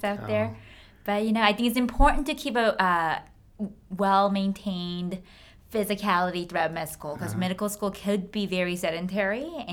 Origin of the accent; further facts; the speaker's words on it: California, United States; moved away; also born or lived in New York City; I grew up in California, but I lived in New York City for another big portion of my life.